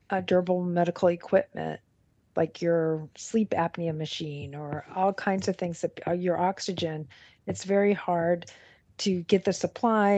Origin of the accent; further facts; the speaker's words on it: Los Angeles, California, United States; I grew up in Los Angeles